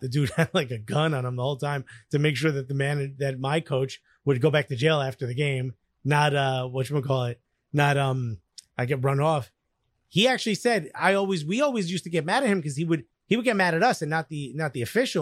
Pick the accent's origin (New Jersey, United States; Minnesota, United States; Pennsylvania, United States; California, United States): New Jersey, United States; Newark; I grew up in Newark